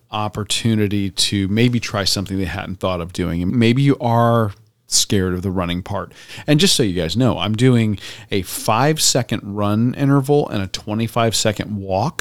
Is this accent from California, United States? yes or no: no; Tampa, Florida, United States; my childhood growing up in Tampa.